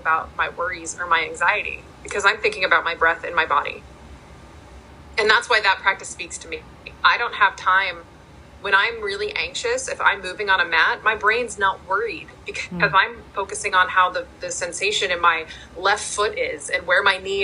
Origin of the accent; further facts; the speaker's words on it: Pittsburgh, Pennsylvania, United States; I was born in Pittsburgh